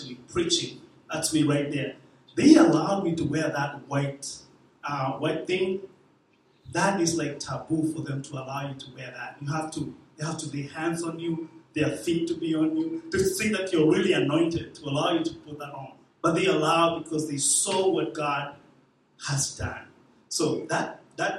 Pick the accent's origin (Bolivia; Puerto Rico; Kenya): Kenya; moved away; I was born in Kenya, about 40 miles away from the capital city, Nairobi. About 40 miles away